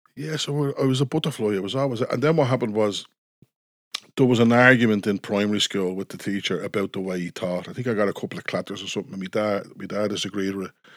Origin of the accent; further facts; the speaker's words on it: Dublin, Leinster, Ireland; I was, uh, born and raised in Coolock